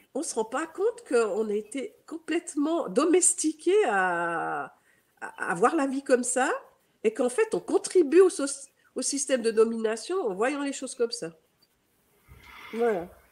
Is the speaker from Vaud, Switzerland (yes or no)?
no; Geneva, Switzerland; accent: Swiss; j'ai un accent, euh, je suis suisse, donc euh, je suis née à Genève